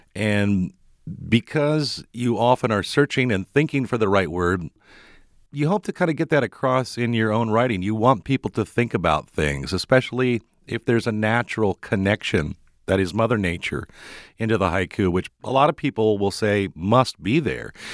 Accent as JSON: {"language": "English", "region": "Midwest", "country": "United States", "tie": "born or raised there", "moved": "yes", "said": "growing up in the Midwest"}